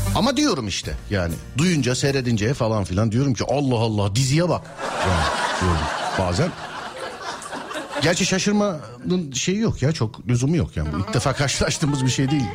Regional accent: Istanbul, Turkey; Özbeöz İstanbullu olarak

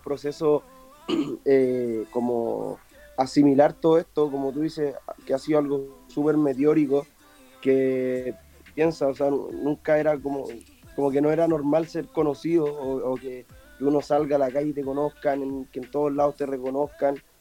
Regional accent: San Miguel, Santiago Metropolitan Region, Chile; yo vengo de San Miguel, de un barrio

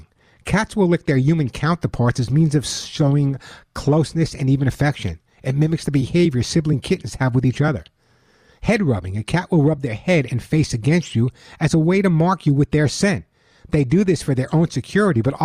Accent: Long Island, New York, United States; now in California, United States; I grew up on Long Island

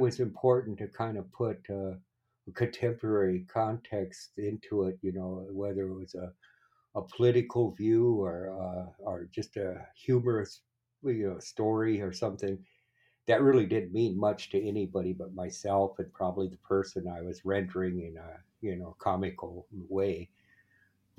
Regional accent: Wanblee, Pine Ridge Reservation, South Dakota, United States; moved away as an adult; I grew up in Wumbly on the Pine Ridge Reservation. Went to school there, grade school, high school there.

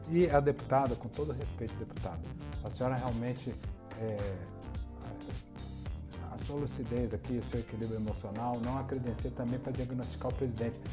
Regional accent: Bahia, Brazil; Porque venho da Bahia, sou conhecido como doido, e para conversar com doido, sou outro doido.

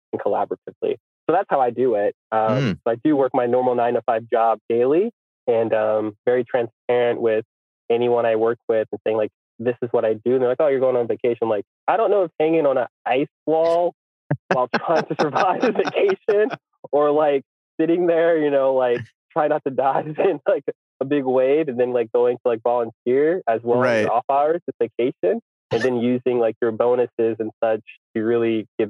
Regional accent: United States; I'm from America

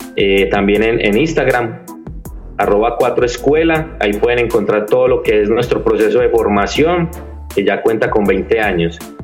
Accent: Medellín, Antioquia, Colombia; accent: paisa, interior; Yo soy de la ciudad de Medellín.

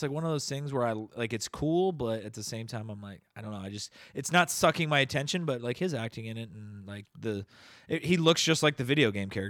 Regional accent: Detroit, Michigan, United States; originally I was born and raised in Detroit, Michigan.

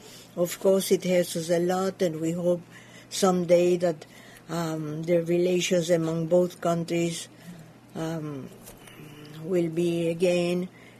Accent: Cuba; first language Yiddish; English is a second language; I was born in Cuba. My parents came from Eastern Europe, from a small shtetl called Pinsk. I was raised in a very Orthodox home. They used to speak Yiddish at home, so I still understand. I still speak Yiddish.

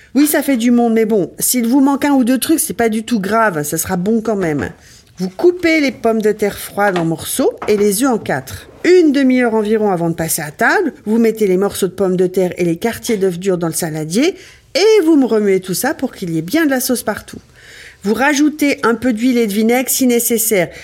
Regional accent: Ardennes, Grand Est, France; je viens des Ardennes

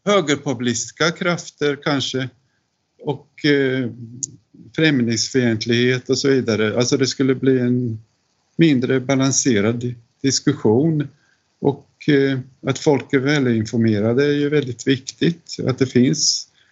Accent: Linköping, Östergötland, Sweden; i staden jag växte upp i, Linköping

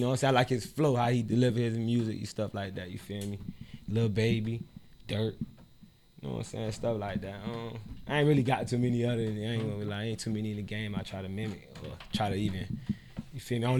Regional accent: Miami Gardens, Florida, United States; also born or lived in Opa-locka; I'm from Miami. You know what I'm saying? I really been in Cass City, man. Like, that's why I was born at in Cass City 379, you feel me? You know what I'm saying? Like, I was born and raised CC.

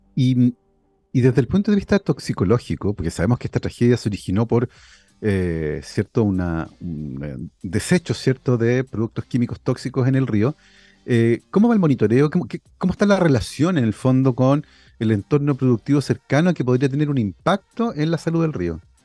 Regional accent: Santiago, Santiago Metropolitan Region, Chile; crecí en Santiago en los 80

